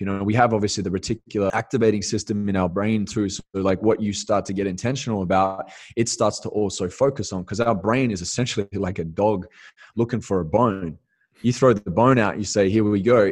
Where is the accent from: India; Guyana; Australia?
Australia; Perth, Western Australia; moved away as an adult; going back to Australia and just hitting the reset, getting grounded back in my hometown in Perth